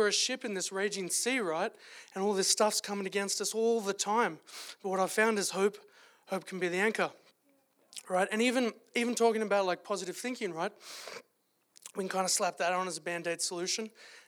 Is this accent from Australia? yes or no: yes; Australia; moved away as an adult; now in Calgary, Canada; as you could tell from the accent, if I don't have a cold, I am from Australia originally